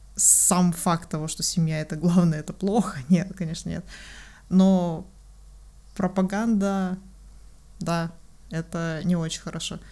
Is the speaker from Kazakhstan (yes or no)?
yes; Kazakhstan; Мы все выходцы из Казахстана